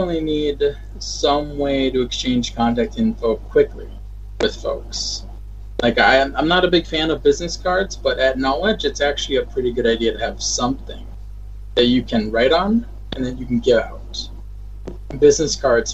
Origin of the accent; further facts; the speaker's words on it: Minnesota, United States; now in Washington, United States; I'm from Minnesota